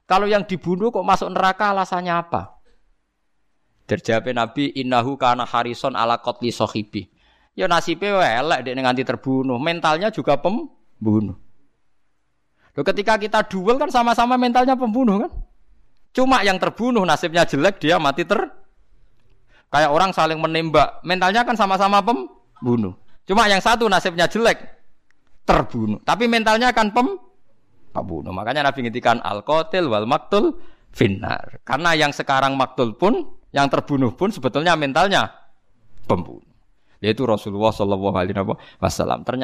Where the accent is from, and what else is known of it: Java, Indonesia